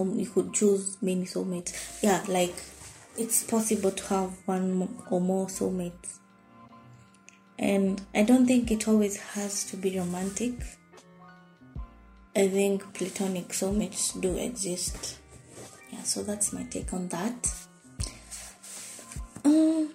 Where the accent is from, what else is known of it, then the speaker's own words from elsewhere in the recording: Nairobi, Kenya; I'm from Nairobi, Kenya